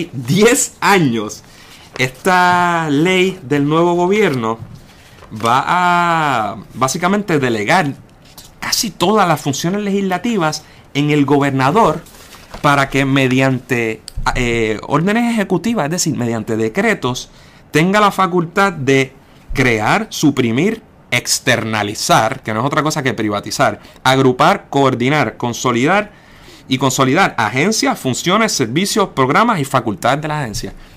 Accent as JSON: {"language": "Spanish", "country": "Puerto Rico", "also_born_or_lived": "Barcelona", "said": "como nosotros, como puertorriqueños independentistas"}